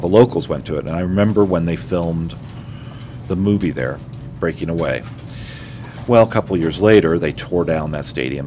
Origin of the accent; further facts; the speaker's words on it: Bloomington, Indiana, United States; I was born and raised in Bloomington